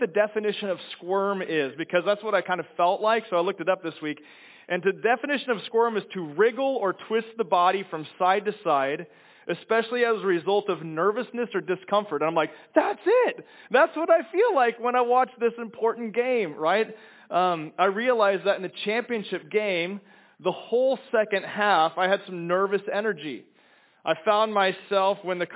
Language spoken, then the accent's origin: English; Kansas, United States; moved away; I'm from Kansas